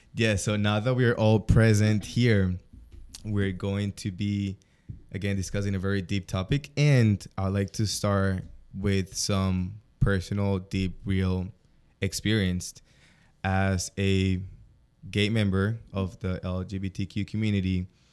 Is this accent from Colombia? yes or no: yes; Colombia; moved away; I come from South America, Colombian more specifically, super macho mentality in the family